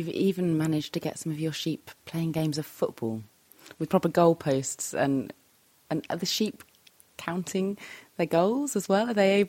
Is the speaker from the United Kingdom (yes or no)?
yes; Cambridge, East of England, United Kingdom; moved away; back in my hometown of Cambridge, UK.